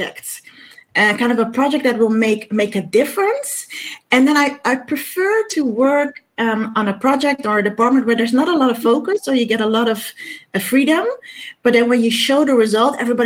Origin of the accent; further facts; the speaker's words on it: Amsterdam, North Holland, Netherlands; Born and raised in Amsterdam